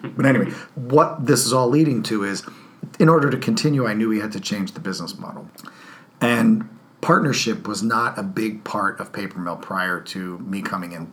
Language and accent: English; New Jersey, United States; moved away; I grew up in New Jersey